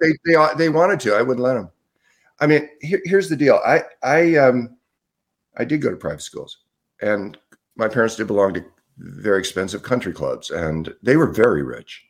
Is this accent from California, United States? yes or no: yes; Southern California, United States; moved away as an adult; also born or lived in Salt Spring Island, British Columbia, Canada; I grew up in Southern California